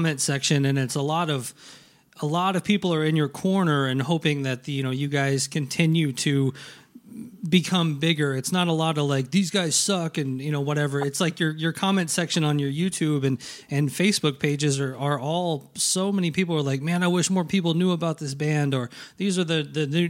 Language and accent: English; Nashville, Tennessee, United States; I grew up in Nashville, Tennessee, huge, huge … fan.